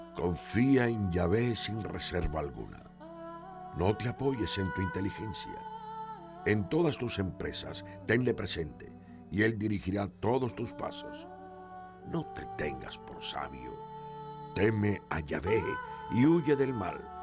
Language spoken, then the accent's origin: Spanish; Mexico City, Mexico; yo soy chilango